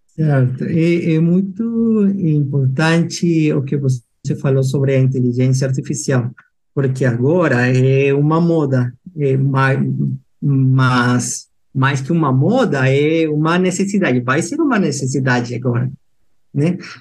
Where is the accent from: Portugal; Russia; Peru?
Peru; Lima; Portuguese is a second language; moved away as an adult; also born or lived in Piura, Peru; now in Jundiaí, Brazil; eu sou peruano, nasci em Lima